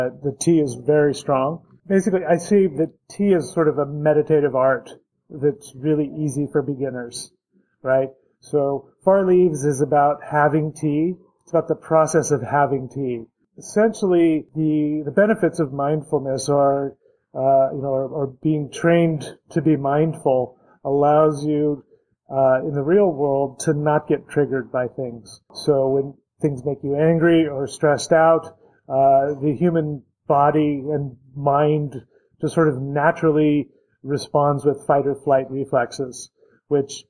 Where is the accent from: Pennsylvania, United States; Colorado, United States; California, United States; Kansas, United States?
Colorado, United States; Denver; moved away as an adult; also born or lived in Taiwan; now in Berkeley, United States; I grew up in Denver, Colorado